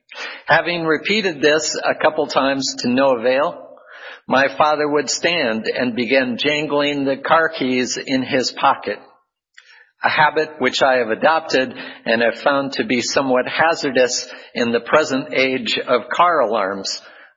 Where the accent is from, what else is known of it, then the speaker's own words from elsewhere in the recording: Midwest, United States; also born or lived in South Dakota / Iowa / Minnesota / Arizona; now in California, United States; I am from the Midwest, born in South Dakota, then moved to Iowa, and then to Minnesota before we moved west to Arizona, and then to California.